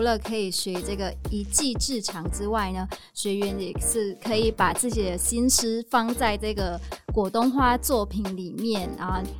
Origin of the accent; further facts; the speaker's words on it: Northern Vietnam, Vietnam; moved away; 我跟那这个柔芸老师都是越南人，但是我来自北越